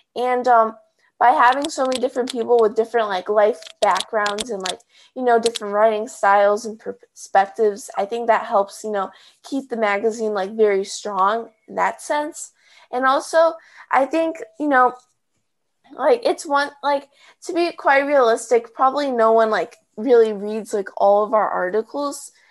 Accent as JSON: {"language": "English", "town": "Chicago", "region": "Illinois", "country": "United States", "said": "I'm from Chicago"}